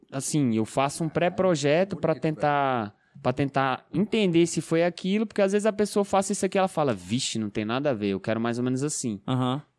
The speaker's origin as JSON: {"language": "Portuguese", "town": "Ceilândia", "region": "Federal District", "country": "Brazil"}